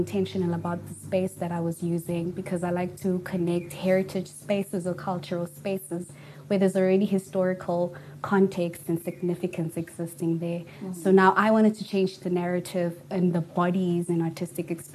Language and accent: English; Potchefstroom, North West, South Africa; now in Johannesburg, South Africa; all the way from Potchefstroom in the Northwest, but I'm currently based in Johannesburg right now